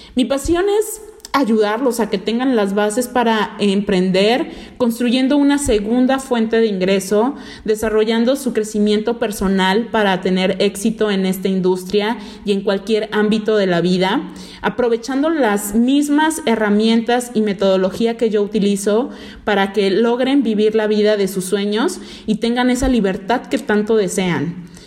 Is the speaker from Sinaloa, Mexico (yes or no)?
no; Veracruz, Mexico; yo nací en el puerto de Veracruz, México. Soy jarocha de corazón